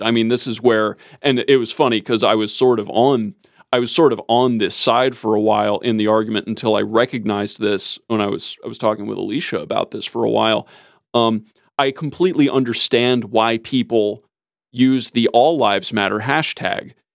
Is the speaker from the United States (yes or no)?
yes; United States; as an American